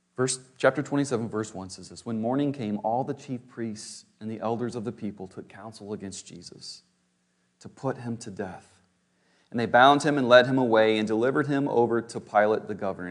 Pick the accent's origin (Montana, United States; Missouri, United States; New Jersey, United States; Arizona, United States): Missouri, United States; St. Louis; I was born in Saint Louis